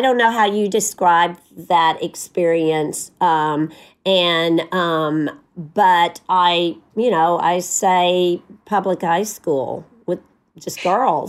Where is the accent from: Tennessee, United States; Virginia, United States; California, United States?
Tennessee, United States; moved away; I'm from Tennessee